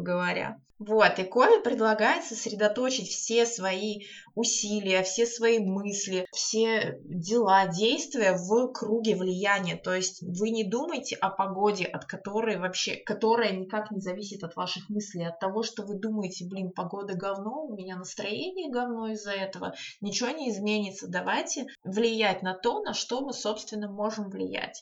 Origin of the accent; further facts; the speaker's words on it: Saint Petersburg, Russia; я из Санкт-Петербурга